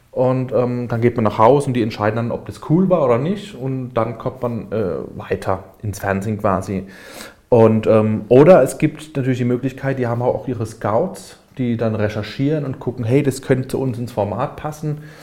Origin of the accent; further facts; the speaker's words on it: Karlsruhe, Baden-Württemberg, Germany; ich komme aus Karlsruhe, lebe in Karlsruhe.